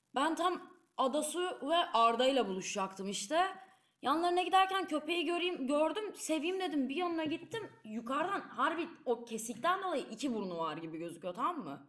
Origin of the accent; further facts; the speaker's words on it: Istanbul, Turkey; moved away as an adult; now in Leiden, Netherlands; İstanbul'da büyüdüm ve bu benim bir parçam olarak kalacak.